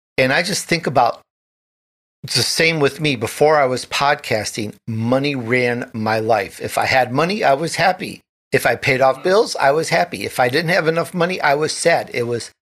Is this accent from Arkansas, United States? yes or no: no; Chicago, Illinois, United States; I'm from Chicago